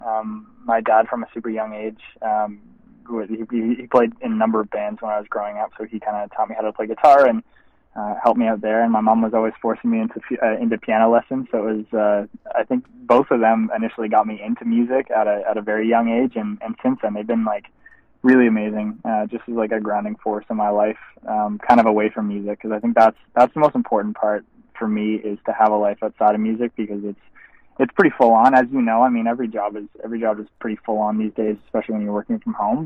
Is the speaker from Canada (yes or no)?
yes; Canada; as a Canadian artist